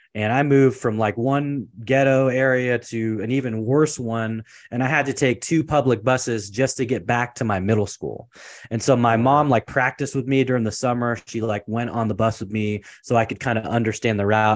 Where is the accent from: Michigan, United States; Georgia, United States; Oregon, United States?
Oregon, United States; Portland; moved away as an adult; also born or lived in Seattle, Washington / California; I was born and raised in Portland, Oregon.